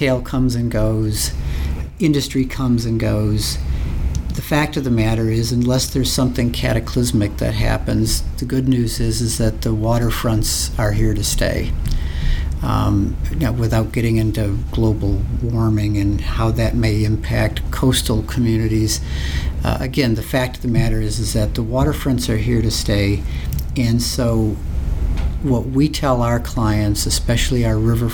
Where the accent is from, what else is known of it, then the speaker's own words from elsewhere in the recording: Naperville, Illinois, United States; my hometown of Naperville